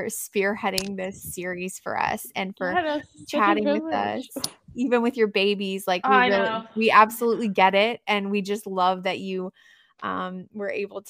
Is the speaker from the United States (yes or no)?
yes; the Bible Belt, United States; I grew up in the Bible Belt with lots of different types of Christians.